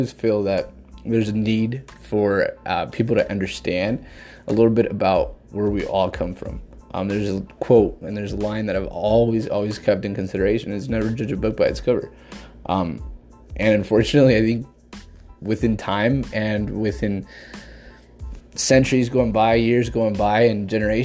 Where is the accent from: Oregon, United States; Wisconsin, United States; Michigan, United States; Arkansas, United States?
Oregon, United States; Jackson County; I'm from Oregon, in particular Jackson County. Born and raised all my life